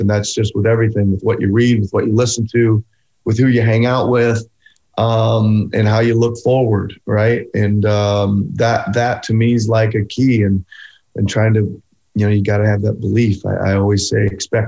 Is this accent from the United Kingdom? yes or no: no; Carroll, Iowa, United States; moved away; getting from Carroll, Iowa to becoming an NBA head coach